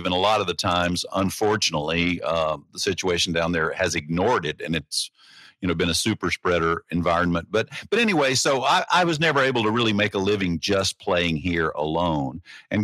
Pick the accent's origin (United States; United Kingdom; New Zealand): United States; Deep South; now in Nashville, United States; I'm a Southerner. I'm from the Deep South